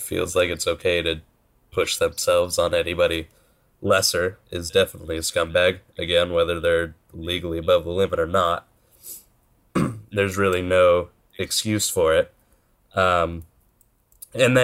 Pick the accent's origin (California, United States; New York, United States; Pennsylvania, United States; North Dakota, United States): California, United States; Stockton; My hometown. I love it. It's great. If anybody wants a wonderful town to visit, Stockton, California